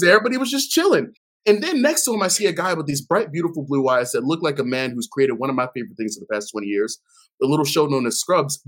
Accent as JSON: {"language": "English", "town": "Baltimore", "region": "Maryland", "country": "United States", "tie": "born or raised there", "said": "growing up in Baltimore"}